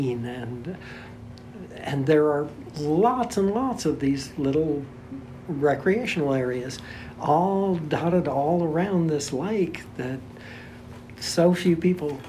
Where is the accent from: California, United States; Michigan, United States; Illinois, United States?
Michigan, United States; on Lake Superior, northern; now in LaGrange, United States; I came from a place where I grew up on Lake Superior